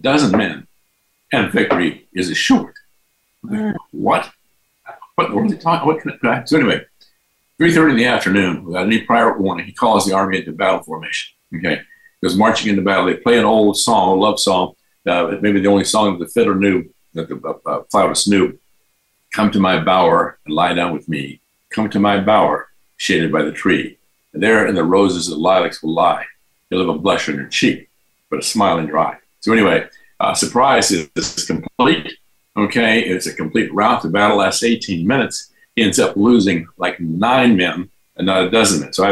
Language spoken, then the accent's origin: English; Texas, United States; I'm from Texas